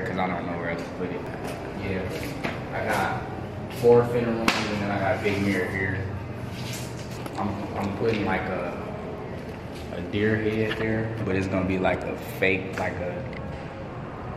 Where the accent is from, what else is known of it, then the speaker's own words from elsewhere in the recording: Detroit, Michigan, United States; In Detroit on the west side.